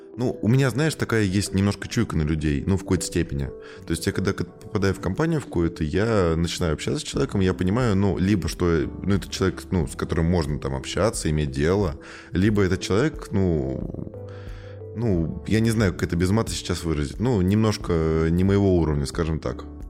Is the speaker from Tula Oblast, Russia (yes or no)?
yes; Tula, Tula Oblast, Russia; я сам из Тулы